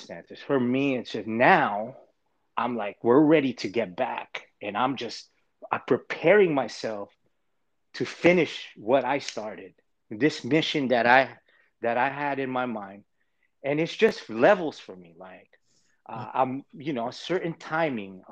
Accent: Los Angeles, California, United States; moved away as an adult; moving back to LA in my hometown

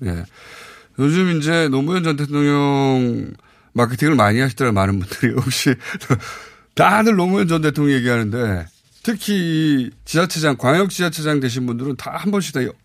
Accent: South Chungcheong, South Korea; 저도 고향이 충남인데

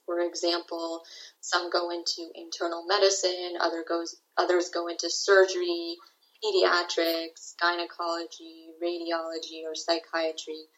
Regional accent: Washington, District of Columbia, United States; moved away as an adult; now in New York, United States; I grew up in the Washington, D.C. metropolitan area

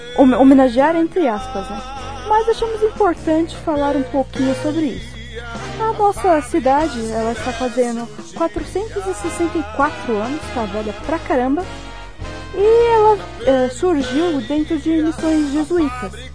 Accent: São Paulo, Brazil; eu sou paulistano

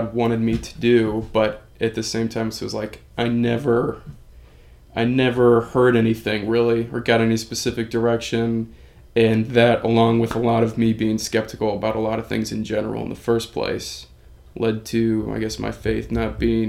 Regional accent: Nappanee, Indiana, United States; I'm from Napanee, Indiana. It's kind of close to South Bend, northern Indiana area

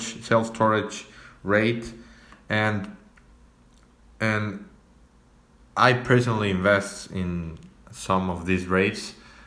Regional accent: Mexico; English is a second language; I'm from Mexico, sorry. My natural language is not English.

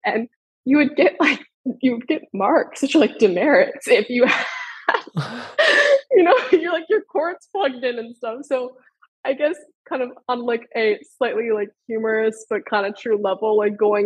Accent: Northern Virginia, United States; I grew up in the Northern Virginia area, the DMV for anyone familiar. I grew up there about 30 minutes outside of DC

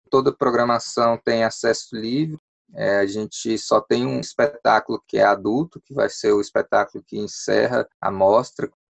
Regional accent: Ceilândia, Federal District, Brazil; Eu sou ceilandense, nasci em Ceilândia

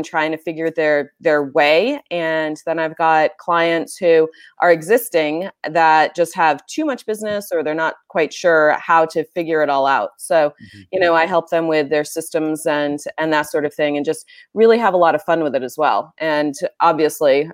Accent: New Hampshire, United States; moved away as an adult; also born or lived in Bay Area, California; now in California, United States; I grew up in a little itty bitty town, Mayberry, very similar to Mayberry in New Hampshire.

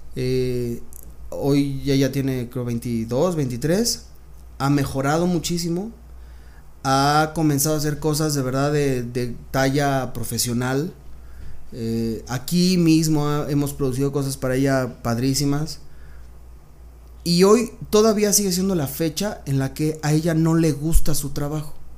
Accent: Mexico City, Mexico; Yo nací aquí en la Ciudad de México. Soy este. No, yo soy chilango

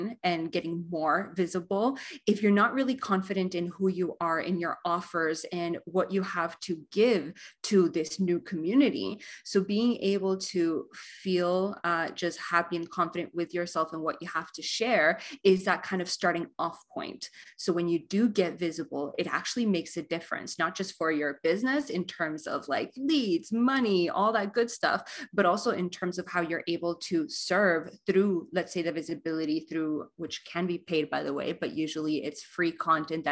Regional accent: Argentina; now in Canada; I was born and raised in Argentina, currently live in Canada with my wife in wine country

